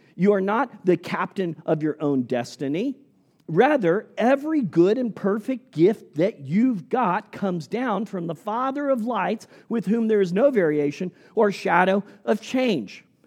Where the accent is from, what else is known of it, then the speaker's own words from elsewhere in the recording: Indonesia; moved away; As a little boy growing up in Indonesia